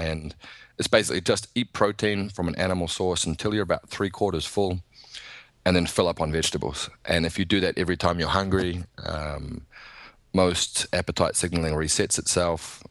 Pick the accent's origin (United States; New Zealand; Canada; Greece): New Zealand; I'm from New Zealand